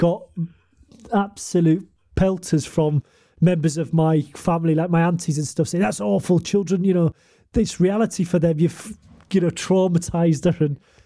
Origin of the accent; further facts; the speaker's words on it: United Kingdom; now in Japan; I'm British